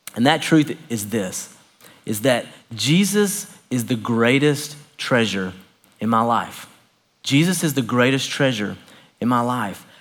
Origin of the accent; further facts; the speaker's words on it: Knoxville, Tennessee, United States; I grew up a Baptist preacher's kid in Knoxville, Tennessee